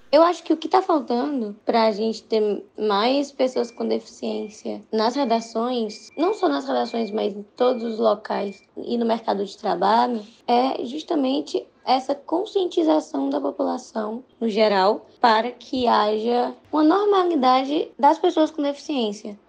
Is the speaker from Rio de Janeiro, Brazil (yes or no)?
no; Fortaleza, Ceará, Brazil; eu sou de Fortaleza, Ceará, e estou no último semestre de jornalismo